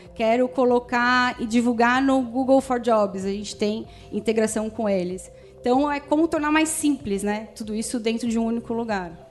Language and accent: Portuguese; São Paulo, Brazil; Eu sou aqui de São Paulo